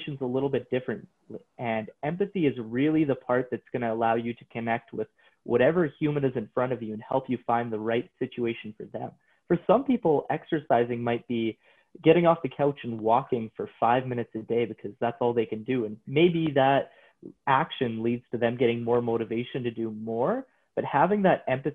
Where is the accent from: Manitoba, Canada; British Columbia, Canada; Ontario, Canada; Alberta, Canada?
Alberta, Canada; Coaldale; I got a job as a trainer in my hometown of Coaldale